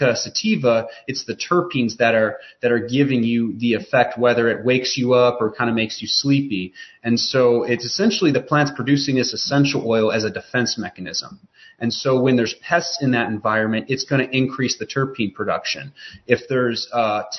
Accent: Chicago, Illinois, United States; now in Western North Carolina, United States; I'm from Chicago, but we're down in Western North Carolina

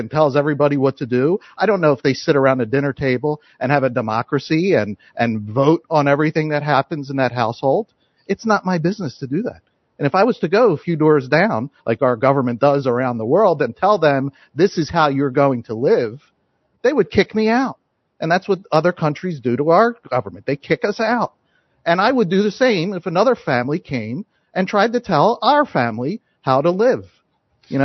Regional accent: United States; I am an American

